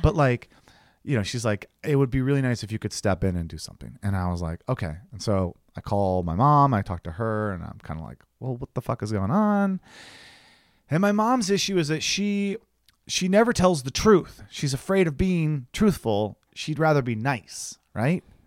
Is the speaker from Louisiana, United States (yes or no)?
no; Ohio, United States; moved away; I'm going home to Ohio